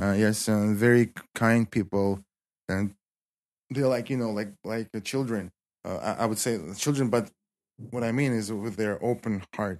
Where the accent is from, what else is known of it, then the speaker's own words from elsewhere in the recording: Kislovodsk, Stavropol Krai, Russia; English is a second language; also born or lived in Spartanburg, South Carolina, United States; most of my life, I stayed in, uh, my hometown.